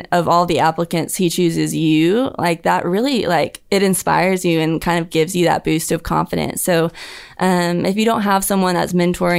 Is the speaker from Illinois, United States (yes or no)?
no; Huntsville, Alabama, United States; Huntsville, Alabama.